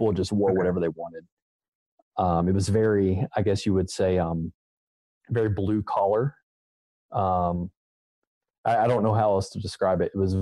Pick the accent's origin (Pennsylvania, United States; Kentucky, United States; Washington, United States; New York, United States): Kentucky, United States; Louisville; I am from Louisville, Kentucky, and I grew up in the Independent Baptist Church